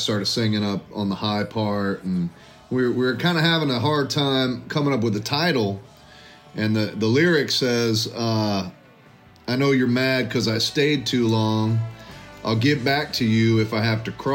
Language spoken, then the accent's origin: English; Texas, United States; We're both from Texas